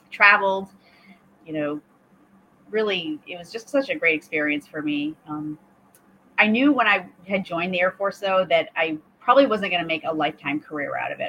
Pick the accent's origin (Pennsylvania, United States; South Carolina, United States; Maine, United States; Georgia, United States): Maine, United States; I'm from Maine originally, and so uh, grew up, born and raised in Maine